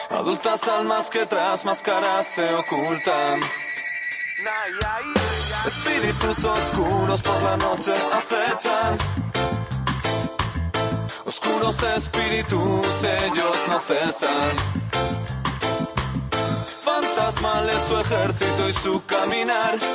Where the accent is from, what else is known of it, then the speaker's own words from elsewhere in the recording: Vinaròs, Valencian Community, Spain; born there; són de la meva terra, bueno, jo vaig néixer a Vinaròs, són valencians